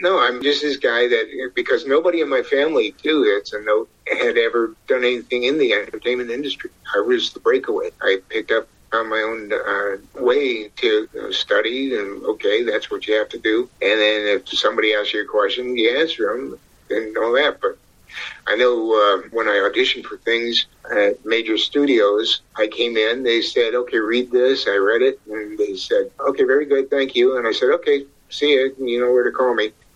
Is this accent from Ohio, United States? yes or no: yes; Ohio, United States; From the way I was brought up in the Midwest in Ohio